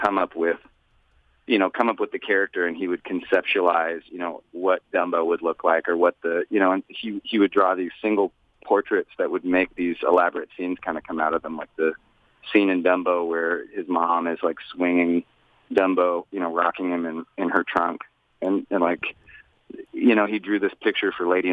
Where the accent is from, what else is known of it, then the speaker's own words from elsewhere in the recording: Austin, Texas, United States; I'm from Austin. It's not a very big place.